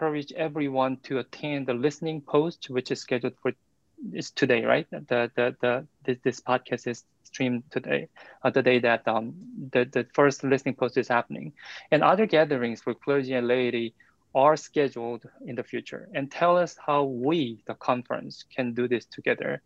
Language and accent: English; South Korea; English is a second language; now in United States; as my first name can tell, and as my pronunciation can tell, I'm from South Korea